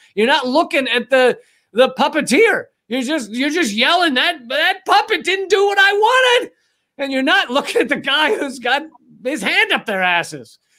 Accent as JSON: {"language": "English", "country": "United States", "tie": "born or raised there", "said": "I'm an American who was born and raised in America"}